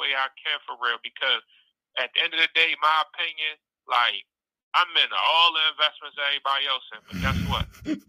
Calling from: Baltimore, Maryland, United States; from Baltimore.

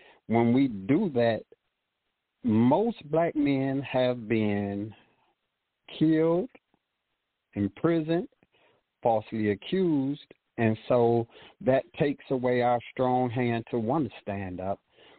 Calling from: Petersburg, Virginia, United States; I'm calling from Petersburg, Virginia.

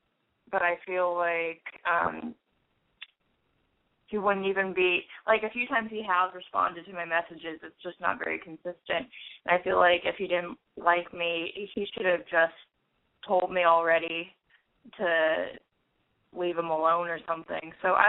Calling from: San Francisco, California, United States; Hi, I'm …. I'm 18, and I am in San Francisco.

